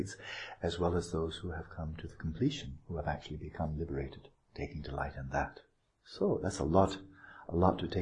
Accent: United States; I'm an American

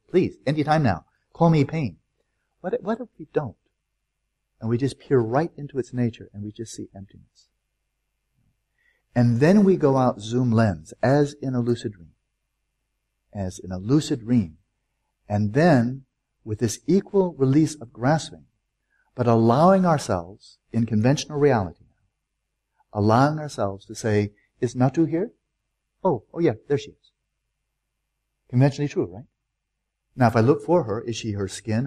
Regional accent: United States; I'm an American

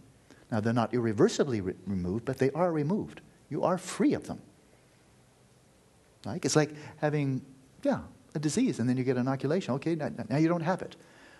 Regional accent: Scotland, United Kingdom; also born or lived in United States; And yeah, I was raised in Scotland and America, and I come from a happy family and so forth

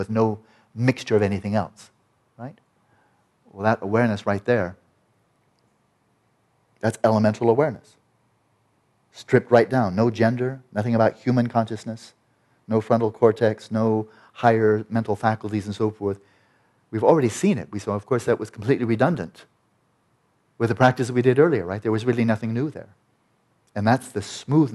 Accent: California, United States; I'm a Californian guy

